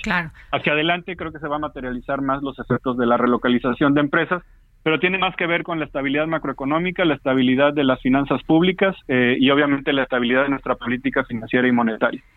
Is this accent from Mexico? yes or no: yes; Papantla, Veracruz, Mexico; now in Mexico City, Mexico; soy de Papantla, Veracruz, eh, pero siempre con mucho cariño recordando a, no solamente a los familiares, sino a los amigos de la secundaria y de la preparatoria